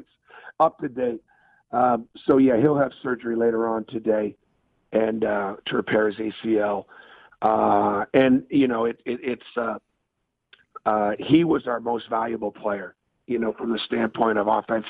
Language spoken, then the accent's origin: English; Northeast, United States; moved away; growing up in the Northeast